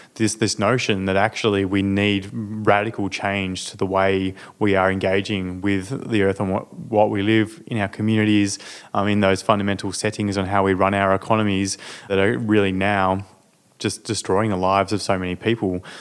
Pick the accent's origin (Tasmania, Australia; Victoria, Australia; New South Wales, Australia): Tasmania, Australia; growing up in Tasmania. Um, I lived in the island state of Tasmania in a regional area